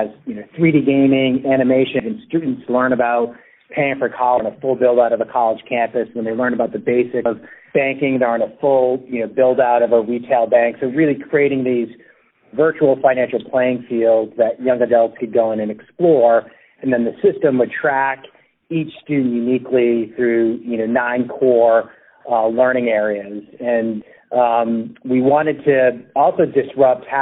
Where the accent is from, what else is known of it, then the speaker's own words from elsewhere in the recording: Spencer, Massachusetts, United States; my hometown where I grew up outside of Worcester, Massachusetts.